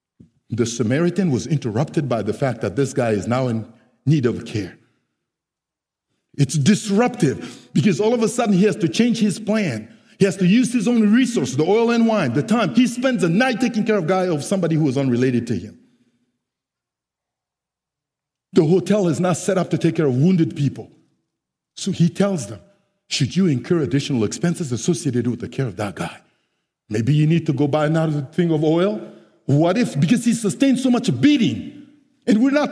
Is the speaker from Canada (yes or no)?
no; Central African Republic; English is a second language; now in San Jose, United States; I am originally from the Central African Republic